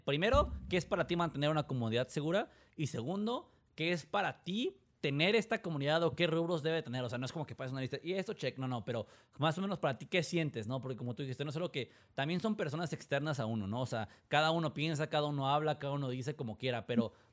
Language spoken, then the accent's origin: Spanish; Mexico; accent: Mexican; yo lo digo siendo mexicano, digo, mi, acento en inglés, tengo inglés bueno, pero mi acento se nota así de que tú me escuchas es, mexa